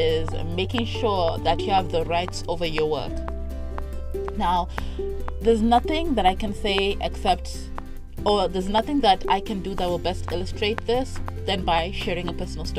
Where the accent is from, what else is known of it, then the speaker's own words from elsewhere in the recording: Harare, Zimbabwe; I was living in Harare. I'm from Harare